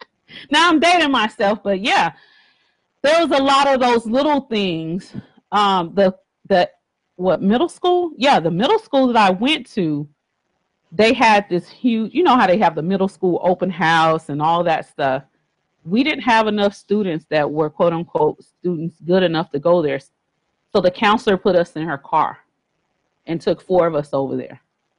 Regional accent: Miami, Florida, United States; also born or lived in Texas; But you know, I tell people I was born and raised in Texas, but I grew up in Miami. So Miami, Florida.

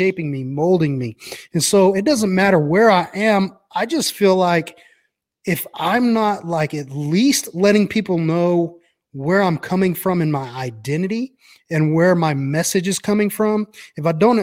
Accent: Brownwood, Texas, United States; I grew up in a little town called Brownwood in Texas

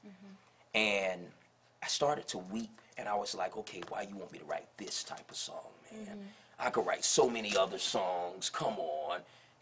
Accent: Tampa, Florida, United States; Well, Tampa is a melting pot, but it's not a melting pot.

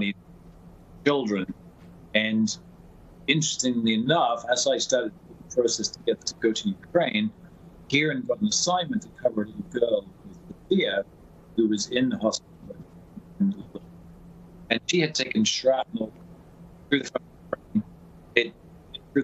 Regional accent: England, United Kingdom; moved away as an adult; now in United States; I'm a Brit, and I came to America in the early 80s

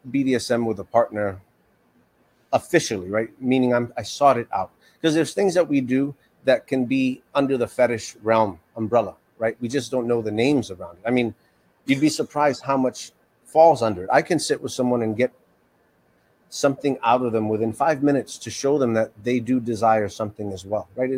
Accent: New York City, New York, United States; I grew up in New York City

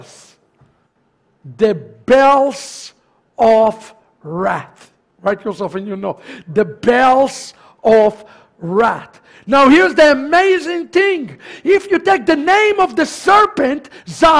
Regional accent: Sharon, Central District, Israel; I was born in Sharon. That's where I was born

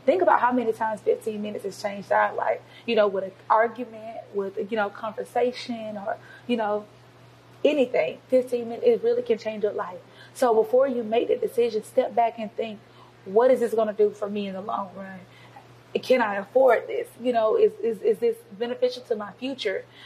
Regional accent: Covington, Georgia, United States; I'm born and raised in Covington, Georgia

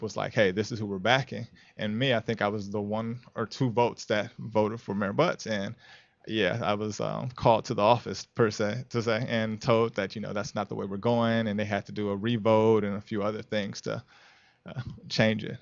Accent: Inglewood, California, United States; moved away as an adult; also born or lived in Chicago; growing up in Inglewood, I mean, I was there when things were bad

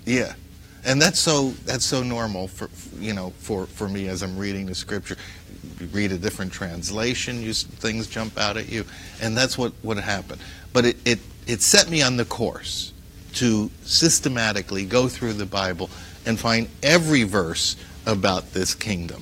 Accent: Paterson, New Jersey, United States; I am an Arab American of Lebanese and Syrian ancestry, and I grew up in Paterson, New Jersey

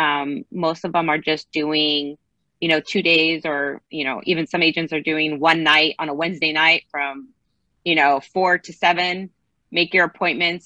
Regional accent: Los Angeles, California, United States; I'm one of the rare born and raised in California. I'm from LA, wouldn't leave LA.

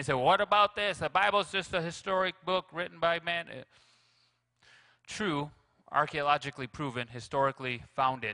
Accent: Grand Rapids, Michigan, United States; now in Mount Pleasant, United States; I'm from Grand Rapids

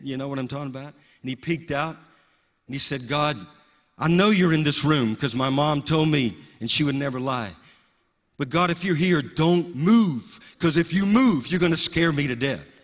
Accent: the South, United States; a little kid growing up in the South

